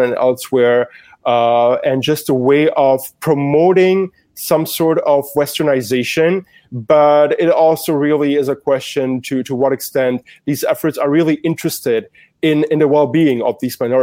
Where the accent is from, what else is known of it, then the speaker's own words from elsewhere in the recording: Germany; also born or lived in Yugoslavia; growing up in Germany, having a refugee background